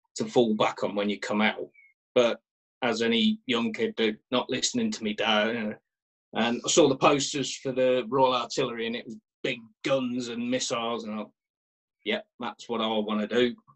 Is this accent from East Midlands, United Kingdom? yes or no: yes; Kettering, East Midlands, United Kingdom; I, I grew up in Kettering in Northamptonshire